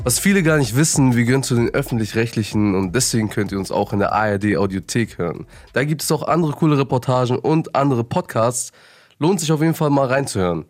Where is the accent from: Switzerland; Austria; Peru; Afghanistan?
Afghanistan; Bei uns in Afghanistan